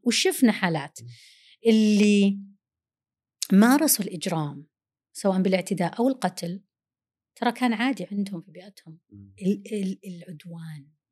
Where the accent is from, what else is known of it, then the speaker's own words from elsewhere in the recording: Saudi Arabia; first language Arabic; نحن عرب وسعوديين لغتنا الأولى العربي